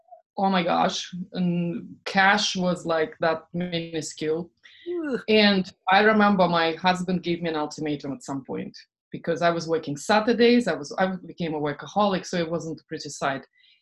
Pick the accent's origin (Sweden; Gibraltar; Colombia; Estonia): Estonia; English is a second language; moved away; also born or lived in England / France / Boston; I lived in, you know, I'm from Estonia, actually I'm Russian from Estonia. I lived in England, France.